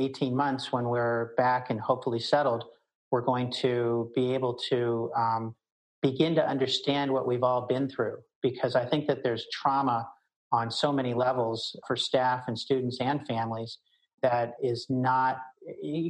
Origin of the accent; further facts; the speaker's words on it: Baltimore, Maryland, United States; I grew up in Baltimore